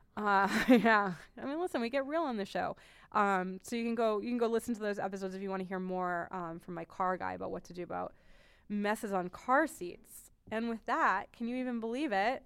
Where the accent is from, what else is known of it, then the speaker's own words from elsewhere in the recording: New England, United States; I'm from New England